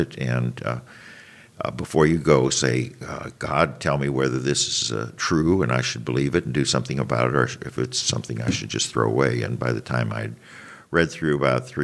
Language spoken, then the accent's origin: English; St. Louis, Missouri, United States; also born or lived in Greendale, St. Louis County, Missouri; I was born in St. Louis and lived in St. Louis, North St. Louis, until I was 10 years old, and my parents moved to Greendale, which is near Normandy Golf Course